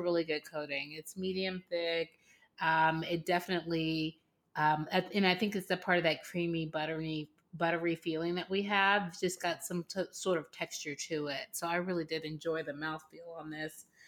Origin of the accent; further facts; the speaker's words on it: Los Angeles, California, United States; now in Atlanta, United States; born and raised in Los Angeles